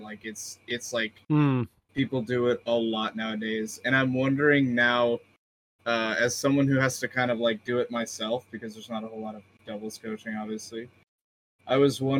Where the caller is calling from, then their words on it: Southern Virginia, United States; I'm calling in from Southern Virginia